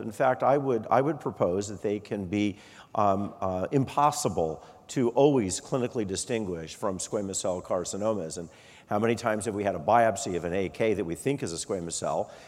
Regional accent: Arizona, United States; moved away; also born or lived in Colorado; I'm originally from Arizona

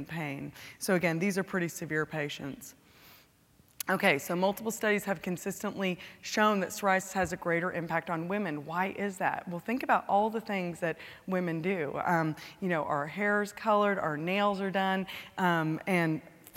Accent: California, United States; now in Texas, United States; California, my home state

